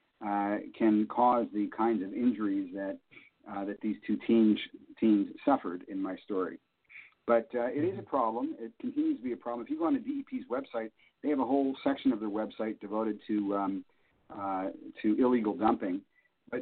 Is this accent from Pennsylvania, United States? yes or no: yes; Pennsylvania, United States; also born or lived in Vermont; come back to my home state, to Pennsylvania